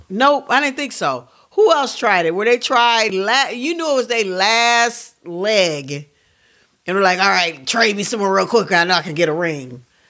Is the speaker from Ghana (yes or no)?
no; Midwest, United States; accent: Midwestern; also born or lived in Pittsburgh; I'm such a mis-, Midwesterner.